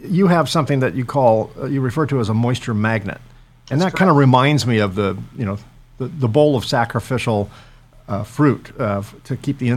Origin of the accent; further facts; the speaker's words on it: San Francisco area, California, United States; now in Southern California, United States; I grew up in the San Francisco area